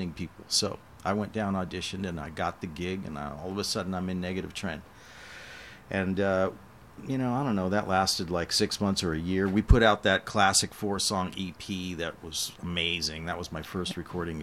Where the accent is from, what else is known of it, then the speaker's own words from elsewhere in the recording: San Francisco, California, United States; also born or lived in San Jose; I was born and raised in San Francisco.